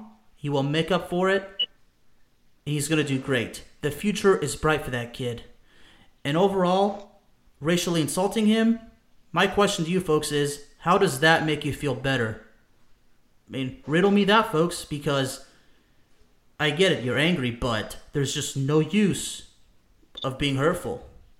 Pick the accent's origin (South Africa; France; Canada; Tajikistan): France; born there; I was born in France to immigrants.